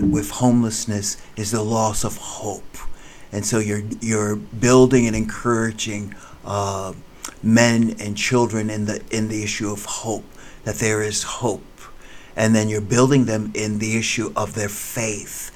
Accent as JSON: {"language": "English", "region": "New Jersey", "country": "United States", "tie": "born or raised there", "also_born_or_lived": "New York City / La Mirada, California", "moved": "as an adult", "lives_now": "Kansas City, United States", "said": "I was born in New York City, and then I was raised in New Jersey"}